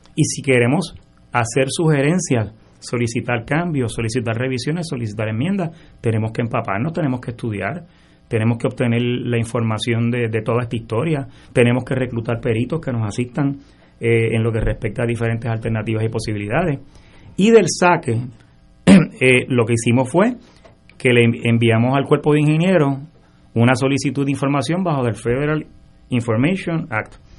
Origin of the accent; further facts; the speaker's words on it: San Juan, Puerto Rico; yo me crié en University Garden, mi papá y mi mamá compraron allí en el 62